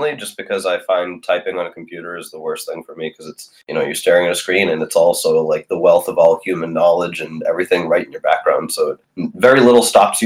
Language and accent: English; Lithuania; moved away; I'm from Lithuania, and my family lived through the Soviet Union.